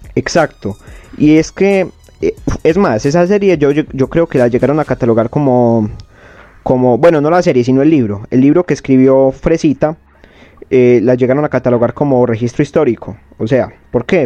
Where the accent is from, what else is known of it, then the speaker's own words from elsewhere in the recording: Colombia; nosotros somos colombianos.